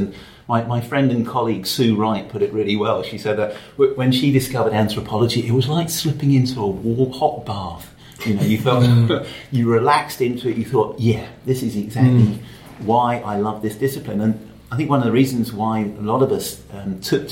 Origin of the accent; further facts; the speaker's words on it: London, United Kingdom; I grew up in London